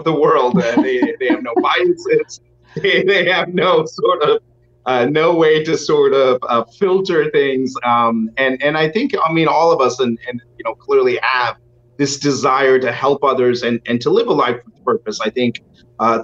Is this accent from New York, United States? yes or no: no; Houston, Texas, United States; I was born and brought up in Houston